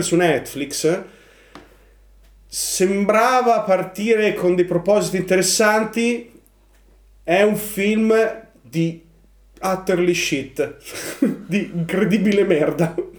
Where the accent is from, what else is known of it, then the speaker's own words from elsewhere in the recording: Ravenna, Emilia-Romagna, Italy; Noi siamo, noi siamo di Ravenna